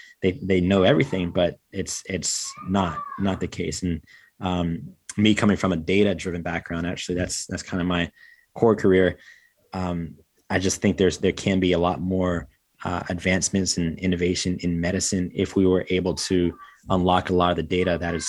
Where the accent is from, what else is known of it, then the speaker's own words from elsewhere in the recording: North Carolina, United States; growing up in North Carolina, in the States